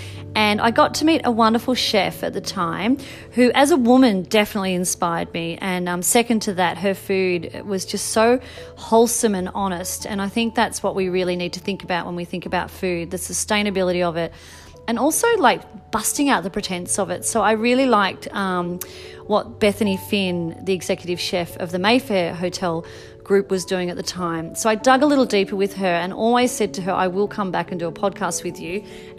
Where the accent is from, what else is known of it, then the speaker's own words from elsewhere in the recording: Melbourne, Victoria, Australia; Growing up in Melbourne, we used to drive across to South Australia just to be tempted by their vineyards and their food.